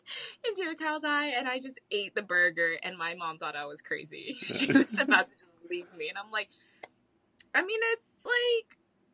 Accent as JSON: {"language": "English", "region": "West Virginia", "country": "United States", "lives_now": "Wisconsin, United States", "said": "So I, before coming to Wisconsin, I was from West Virginia. A lot of hunters there."}